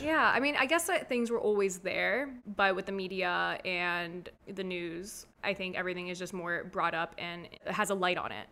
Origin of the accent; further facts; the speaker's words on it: Delray Beach, Florida, United States; also born or lived in Boca Raton; I was born and raised in Delray Beach, Boca Raton